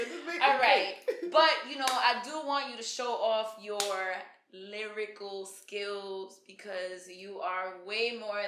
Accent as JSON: {"language": "English", "region": "New York", "country": "United States", "said": "I'm from New York."}